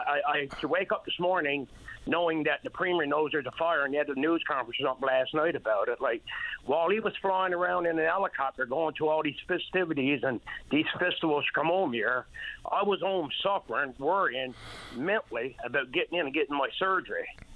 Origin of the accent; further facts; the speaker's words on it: Harbour Breton, Newfoundland and Labrador, Canada; I'm from Harbor Bridge.